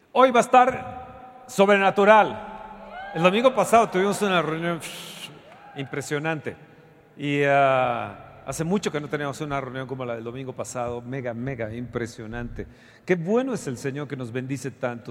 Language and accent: Spanish; Mexico